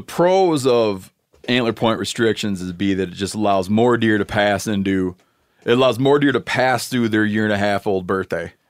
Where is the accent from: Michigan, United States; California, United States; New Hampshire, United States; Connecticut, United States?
Michigan, United States; it's my home state